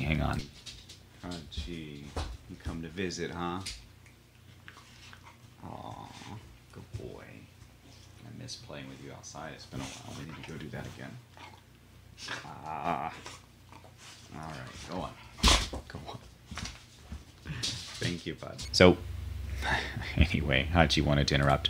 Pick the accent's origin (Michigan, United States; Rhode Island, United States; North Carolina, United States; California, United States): North Carolina, United States; now in Florida, United States; In my home state of North Carolina